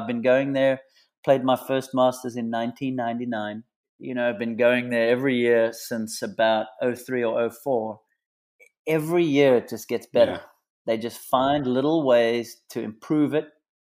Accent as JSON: {"language": "English", "region": "Western Cape", "country": "South Africa", "tie": "born or raised there", "moved": "as an adult", "lives_now": "United States", "said": "Growing up in the Cape, I was born and bred playing in that Southeaster"}